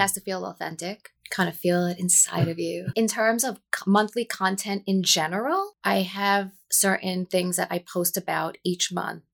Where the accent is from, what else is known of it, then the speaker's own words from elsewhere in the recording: New Jersey, United States; born and raised, um, in New Jersey